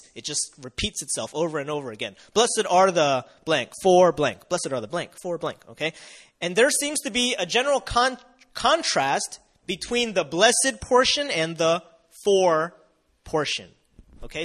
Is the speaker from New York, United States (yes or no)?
no; Delaware, United States; moved away as an adult; now in South Korea; Uh, I come from Delaware. It's very close to Philly